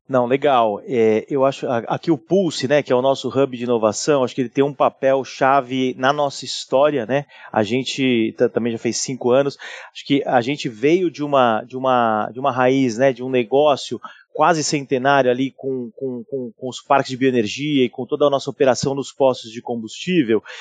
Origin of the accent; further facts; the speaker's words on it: São Paulo, Brazil; Eu sou de São Paulo